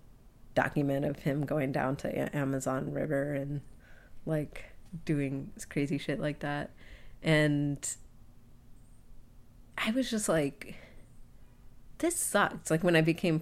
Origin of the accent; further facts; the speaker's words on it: United States; growing up in the States